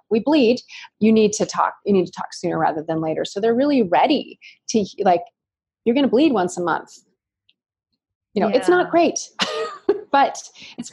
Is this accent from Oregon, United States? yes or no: yes; Ashland, Oregon, United States; I was born and raised in Ashland, Oregon, which is a mecca of hippies